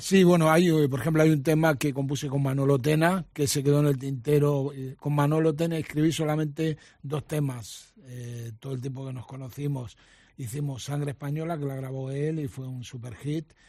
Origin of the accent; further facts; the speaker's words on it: Argentina; moved away; also born or lived in Mendoza; Todas las vivencias que tuve en mi infancia en la Argentina